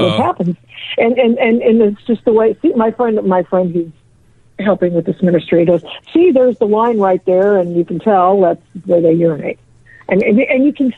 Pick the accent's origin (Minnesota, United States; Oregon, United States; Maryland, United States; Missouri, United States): Oregon, United States; moved away; also born or lived in California; I was born in Oregon and was a radio talk show host up there for many years.